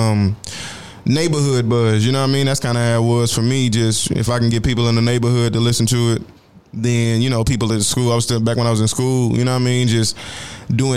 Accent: Fort Worth, Texas, United States; moved away; We in Dallas. I'm from Fort Worth

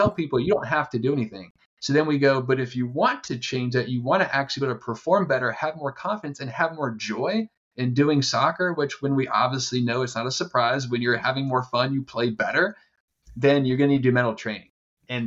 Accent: East Coast, United States; now in San Diego, United States; I'm from the East Coast. I live in San Diego

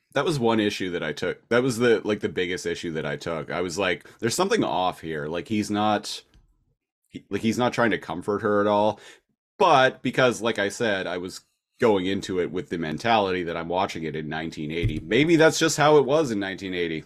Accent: Nanaimo, British Columbia, Canada; moved away as an adult; I'm from Nanaimo, British Columbia.

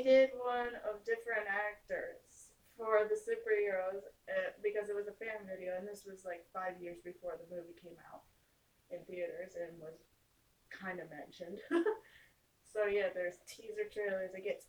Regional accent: Minnesota, United States; Canada is above Minnesota. I was born and raised in Minnesota.

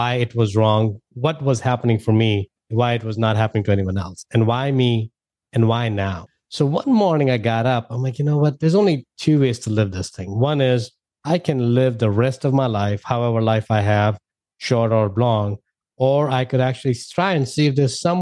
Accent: India; moved away as an adult; now in United States; You know, I'm an immigrant. I moved from India back in 2000.

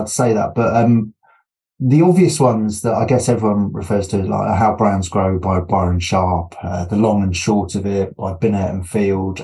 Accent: United Kingdom; being British

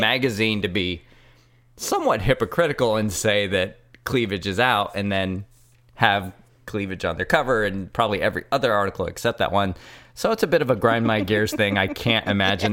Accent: Richmond, California, United States; I am from Richmond, but it's not like I didn't live in the hills in a nice house

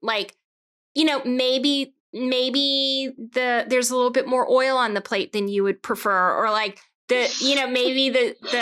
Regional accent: Georgia, United States; also born or lived in Boston; I'm from Georgia

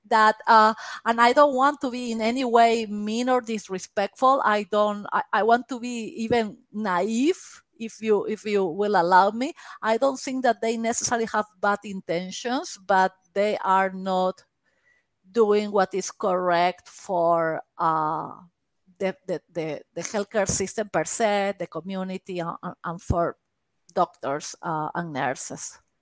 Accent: Peru; English is a second language; moved away; I am Peruvian.

